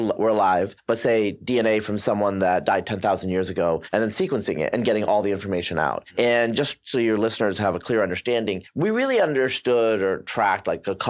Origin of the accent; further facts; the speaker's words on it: Oregon, United States; also born or lived in Bangladesh / upstate New York; I spent most of my, I'd say, formative years, adolescence in Oregon, Eastern Oregon, Western Oregon